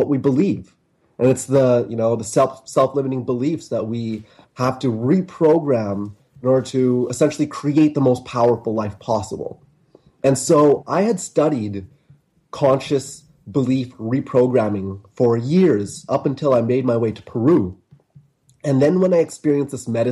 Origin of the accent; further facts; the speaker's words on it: Vancouver, British Columbia, Canada; moved away as an adult; I left my hometown of Canada and Vancouver, Canada